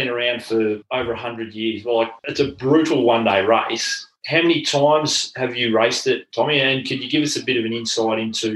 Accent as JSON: {"language": "English", "town": "Wangaratta", "region": "Victoria", "country": "Australia", "said": "I'm from Wangaratta"}